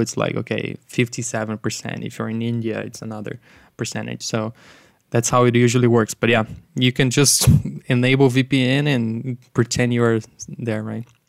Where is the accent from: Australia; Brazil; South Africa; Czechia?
Brazil; moved away; I'm originally from Brazil